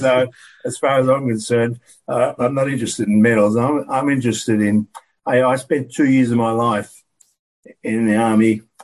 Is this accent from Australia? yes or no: yes; Deniliquin, New South Wales, Australia; living in Deniliquin when I was called up, my hometown